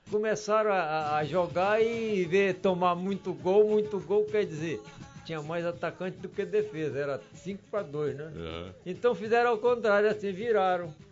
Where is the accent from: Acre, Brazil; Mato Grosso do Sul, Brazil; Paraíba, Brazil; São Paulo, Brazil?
Acre, Brazil; Cruzeiro do Sul; porque eu quando vim do Acre, Cruzeiro do Sul.